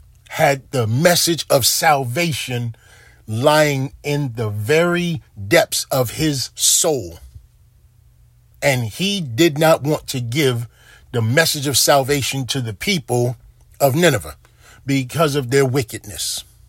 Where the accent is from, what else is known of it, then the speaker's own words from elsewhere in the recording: Baltimore, Maryland, United States; You know, there are times when growing up in Baltimore where I saw the murders outnumber the calendar days in a year.